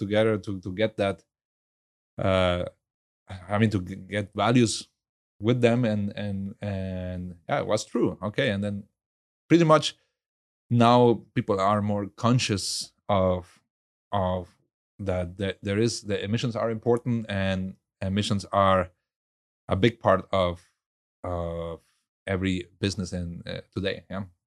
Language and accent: English; Venezuela; also born or lived in Germany; now in Houston, United States; I grew up in Venezuela